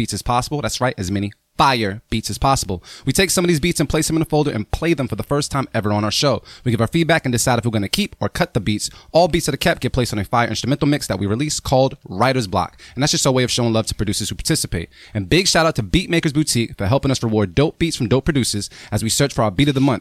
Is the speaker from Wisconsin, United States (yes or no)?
no; Boston, Massachusetts, United States; I'm from Mattapan 2